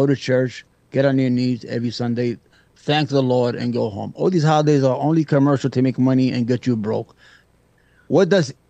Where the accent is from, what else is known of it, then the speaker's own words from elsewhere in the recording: New York City, New York, United States; also born or lived in Yemen; I was born in Yemen, but I was raised in the tough streets of Brooklyn, New York.